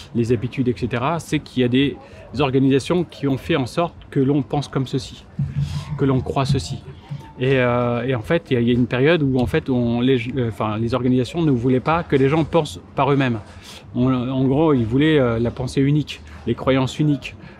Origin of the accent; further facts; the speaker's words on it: Martinique; je suis martiniquais